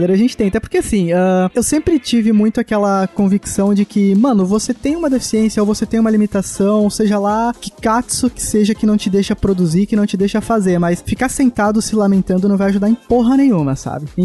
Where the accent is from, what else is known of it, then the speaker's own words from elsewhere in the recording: São Paulo, Brazil; now in Blumenau, Brazil; eu sou natural de São Paulo, mas eu moro em Santa Cataralha. Moro em Santa, Santa Catarina, cara. Blumenau.